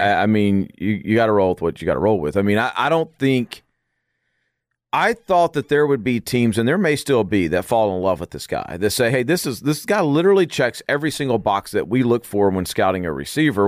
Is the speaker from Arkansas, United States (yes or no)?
yes; Arkansas, United States; I grew up in Arkansas